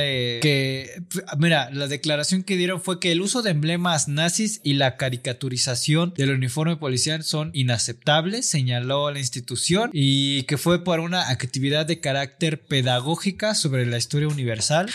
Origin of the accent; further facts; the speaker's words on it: Mexico; siendo mexicanos en general